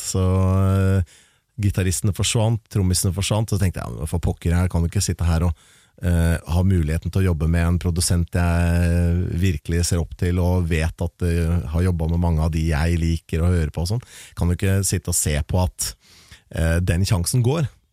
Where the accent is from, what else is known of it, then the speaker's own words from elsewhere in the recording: Larvik, Vestfold, Norway; en lokal vinylklubb hjemme i Larvik